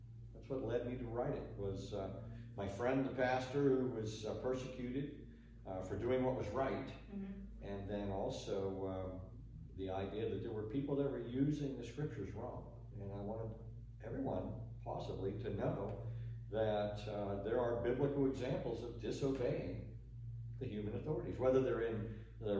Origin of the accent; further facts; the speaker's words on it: Pittsburgh, Pennsylvania, United States; I grew up in Western Pennsylvania, in Pittsburgh